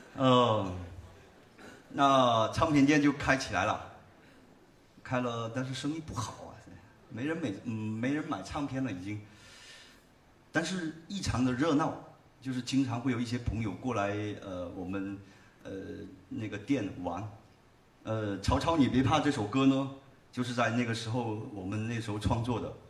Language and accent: Chinese; Haifeng, Guangdong, China; 就我们老家那边农村